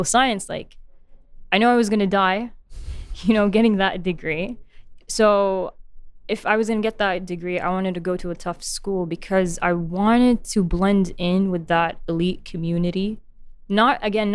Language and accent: English; Khobar, Eastern Province, Saudi Arabia; also born or lived in Colorado; I'm born and raised in Khabar, Saudi Arabia